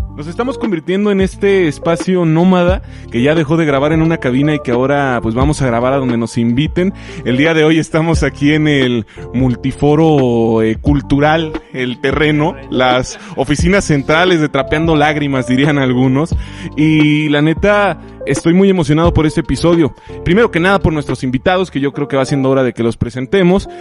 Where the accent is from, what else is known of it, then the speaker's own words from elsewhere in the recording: Moroleón, Guanajuato, Mexico; yo también soy oriundo de Moroleón, Guanajuato